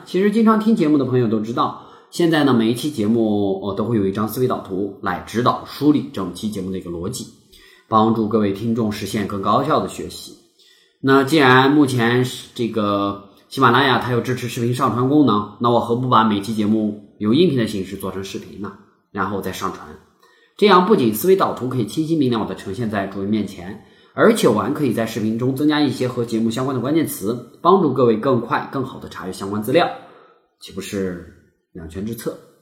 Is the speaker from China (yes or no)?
yes; China; 我们中国人哈是相当讲究内部团结的